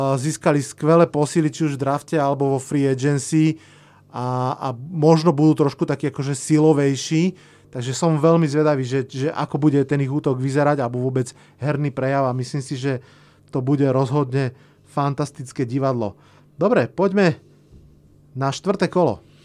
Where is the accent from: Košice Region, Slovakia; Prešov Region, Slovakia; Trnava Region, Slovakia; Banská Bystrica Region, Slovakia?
Trnava Region, Slovakia; Hlohovec; u nás v Hlohovci